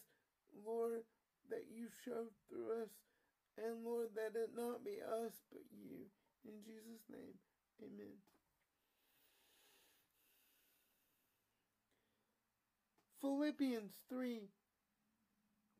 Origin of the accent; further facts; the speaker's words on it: United States; I'm still an American, and I'm a proud American